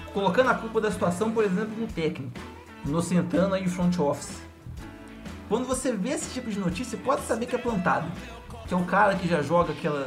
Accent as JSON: {"language": "Portuguese", "town": "São João del-Rei", "region": "Minas Gerais", "country": "Brazil", "said": "sou de São João Del Rei, uma cidade histórica interior de Minas Gerais"}